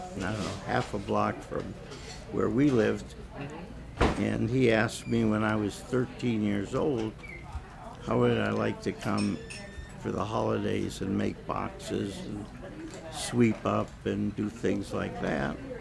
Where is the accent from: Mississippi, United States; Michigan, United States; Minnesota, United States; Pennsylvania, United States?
Pennsylvania, United States; Erie; I was born in Erie, Pennsylvania, which is uh, right on Lake Erie